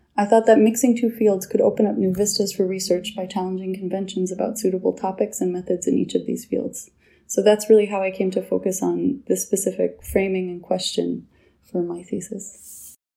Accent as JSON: {"language": "English", "country": "United States", "moved": "as an adult", "lives_now": "Geneva, Switzerland", "said": "I'm an American national."}